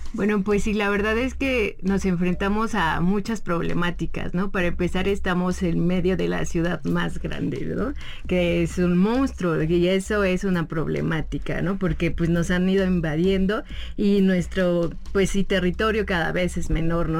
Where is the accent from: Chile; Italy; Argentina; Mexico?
Mexico; Mexico City; yo que soy de Xochimilco, que mis papás de aquí